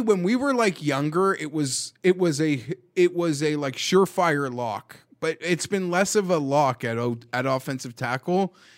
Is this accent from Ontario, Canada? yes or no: yes; Toronto, Ontario, Canada; where I grew up in Toronto